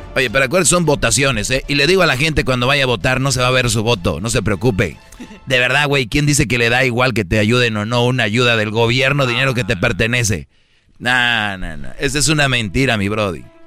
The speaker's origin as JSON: {"language": "Spanish", "town": "San Nicolás de los Garza", "region": "Nuevo León", "country": "Mexico", "said": "yo soy de San Nicolás de los Garza"}